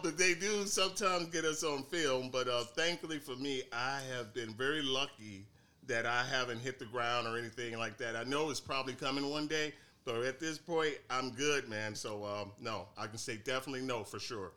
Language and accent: English; St. Louis, Missouri, United States; moved away as an adult; now in Phoenix, United States; I'm from originally from St. Louis, Missouri. Uh, I uh, moved out here to Phoenix, Arizona, a long time ago. I would say now 20 years